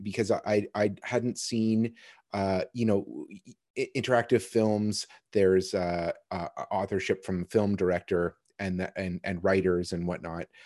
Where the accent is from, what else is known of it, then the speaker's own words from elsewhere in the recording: Kitchener, Ontario, Canada; I was born in Kitchener